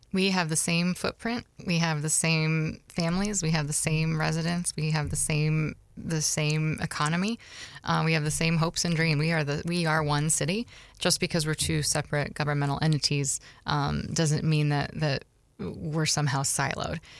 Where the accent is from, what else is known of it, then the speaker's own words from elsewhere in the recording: Beaverton, Oregon, United States; now in Scranton, United States; my hometown, Beaverton, Oregon.